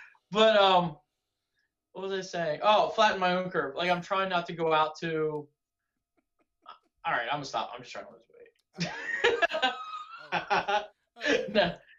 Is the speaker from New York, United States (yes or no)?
no; Pennsylvania, United States; My hometown now is, I mean, they're not, there's a couple counties that are at 1, but it's a very wide open spaces.